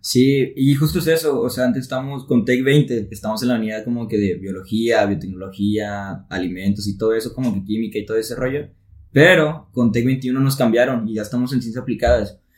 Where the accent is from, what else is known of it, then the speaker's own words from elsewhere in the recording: Tepic, Nayarit, Mexico; now in Monterrey, Mexico; soy de Tepic Nayarit y yo estoy acá en Monterrey